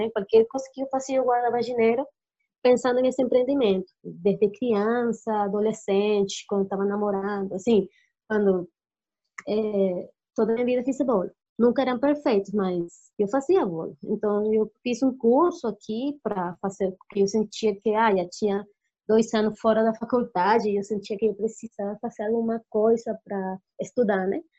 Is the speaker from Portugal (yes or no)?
no; Colombia; Portuguese is a second language; now in Brazil; Café, que eu gosto do café, Colômbia e tal, que eu venho da Colômbia, o café é bom, aqui em Brasil também é bom café